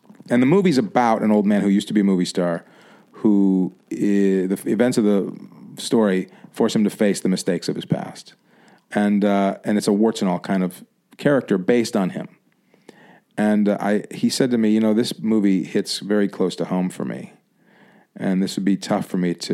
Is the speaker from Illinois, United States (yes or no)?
yes; Chicago, Illinois, United States; now in Los Angeles, United States; when I was a kid, growing up in Chicago